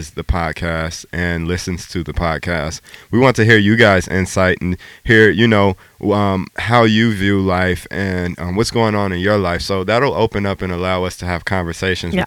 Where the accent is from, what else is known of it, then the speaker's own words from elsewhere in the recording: Chicago, Illinois, United States; moved away; born and raised in Chicago. That's my hometown. That's where I grew up